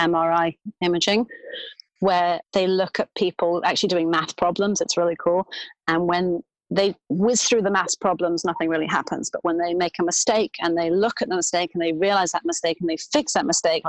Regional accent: London, United Kingdom; moved away as an adult; now in New York, United States; I grew up in London, where I went to university to become a speech and language therapist

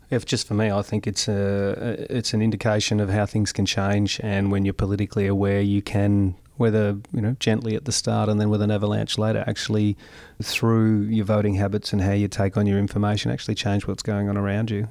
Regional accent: Gol Gol, New South Wales, Australia; moved away as an adult; now in Mildura, Australia; I was born and bred in Golgol, Italian father, Anglo mum

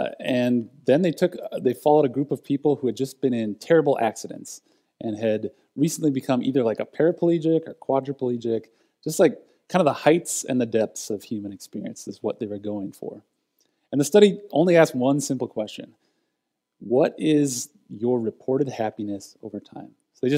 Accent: United States; I'm an American in 2022.

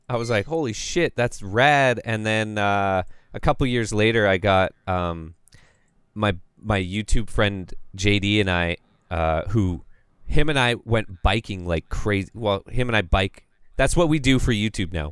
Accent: Calgary, Alberta, Canada; I'm from Calgary

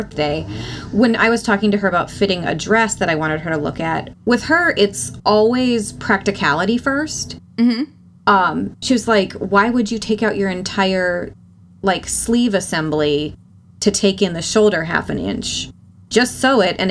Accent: North Dakota, United States; my family also is from rural Minnesota, and then I grew up in North Dakota.

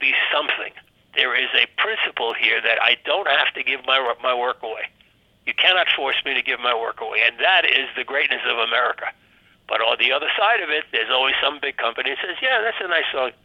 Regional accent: New York, United States; I've been a New Yorker, born in New York, and I'll die in New York

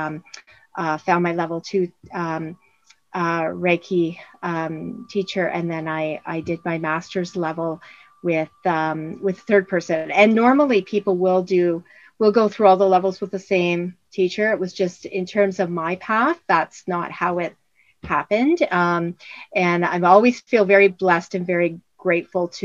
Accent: Windsor, Ontario, Canada; now in Orangeville, Canada; Windsor, my hometown

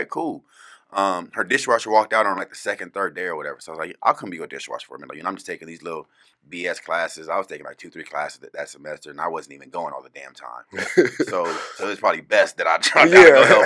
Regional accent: California, United States; now in Phoenix, United States; growing up in California, it's so diverse out there

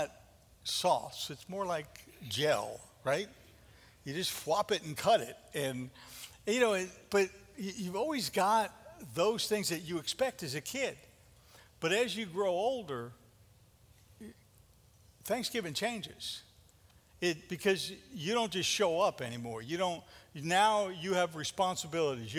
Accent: New York, United States; growing up in New York

